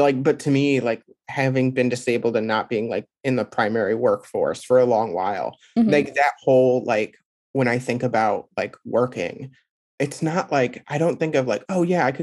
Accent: Midwest, United States; being a Midwesterner

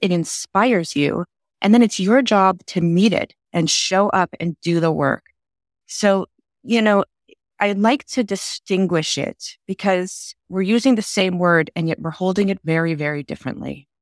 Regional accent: Texas, United States; I grew up in Texas

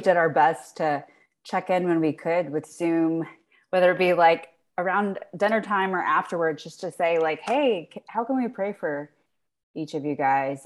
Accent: South Carolina, United States; moved away as an adult; also born or lived in Virginia; now in Maryland, United States; I'm from South Carolina

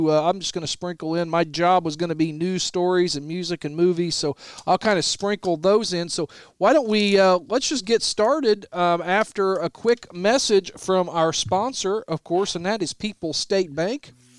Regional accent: Bridgeport, Illinois, United States; We grew up in small town, USA, yes, we did. Bridgeport, Illinois

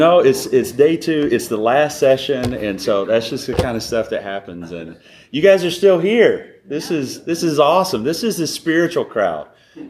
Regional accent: Alabama, United States; also born or lived in North Carolina; now in Southern California, United States; So, grew up in Alabama, lived in North Carolina, been in California, Sandy said, for 7 years.

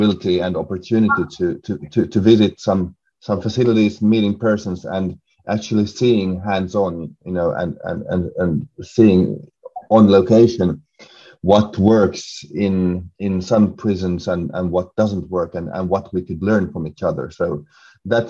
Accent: Finland; moved away as an adult; now in Sweden; I'm also originally from Finland, but currently I live in Sweden

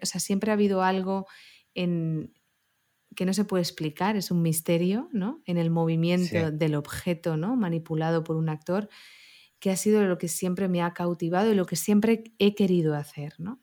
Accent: Barcelona, Catalonia, Spain; soy una chavalita pues de, barrio, de Barcelona

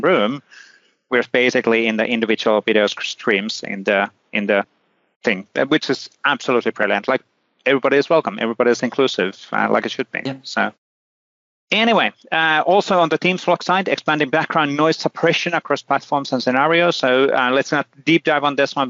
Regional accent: Finland; I'm from Finland, you know, Lapland

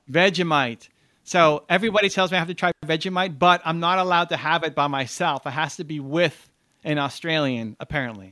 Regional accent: Canada; I'm Canadian

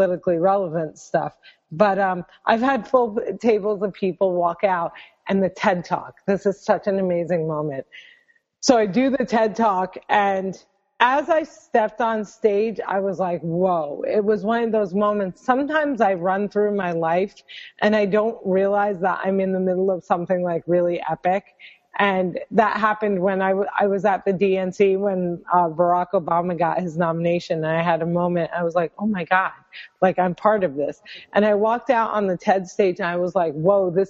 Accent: Cliffside Park, New Jersey, United States; also born or lived in Englewood, New Jersey; I'm born in Englewood, New Jersey, and I grew up in Cliffside Park, New Jersey, where I will live probably until I know I'm about

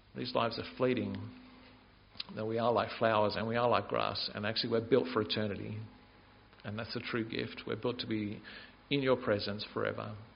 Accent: Canberra, Australian Capital Territory, Australia; I grew up in Canberra

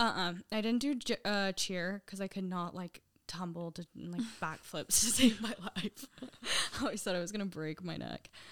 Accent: Sandy, Utah, United States; I grew up in Sandy, um, pretty much since always

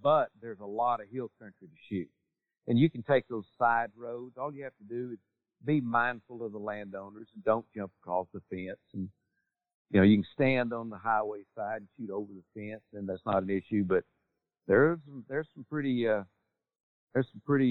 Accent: Texas, United States; my home state

